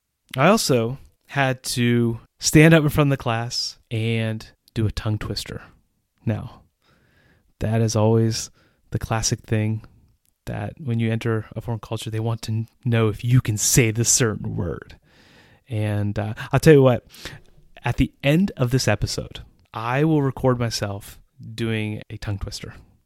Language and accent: English; England, United Kingdom; accent: English; And so there was me with my accent, my English accent, speaking a 20-line poem in Czech.